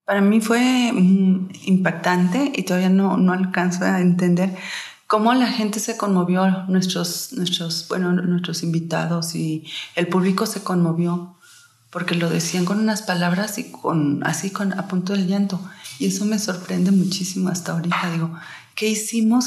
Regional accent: Mexico; como mexicanas y mujeres que somos

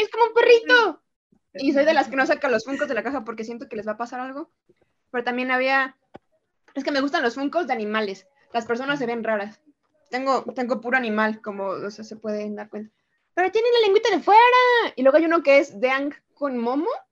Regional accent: Mexico; soy de México

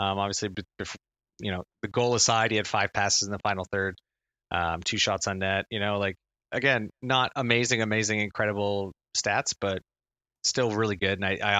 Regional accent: East Coast, Atlantic Canada, Canada; moved away; also born or lived in Halifax; I grew up on the East Coast. I went to university in Halifax.

